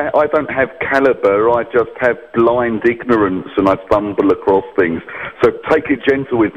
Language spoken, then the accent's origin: English; United Kingdom; I'm a Brit